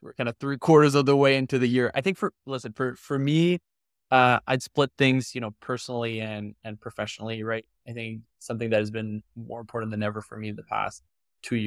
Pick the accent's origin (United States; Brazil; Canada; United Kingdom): Canada; being Canadian